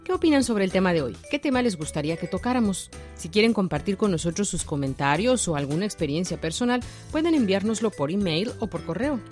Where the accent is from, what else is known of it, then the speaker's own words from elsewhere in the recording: Mexico; now in China; en mi país, en México